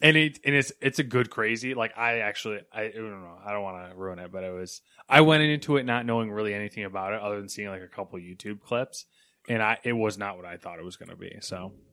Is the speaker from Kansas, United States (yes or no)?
no; New York, United States; "Oh, where are you from?" like, I'd be like, "Oh, New York."